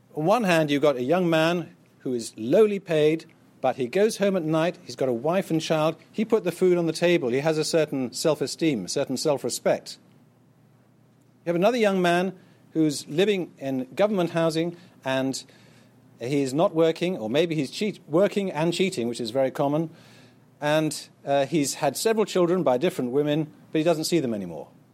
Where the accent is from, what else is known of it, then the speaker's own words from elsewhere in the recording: United Kingdom; being proud of being British, which I certainly used to be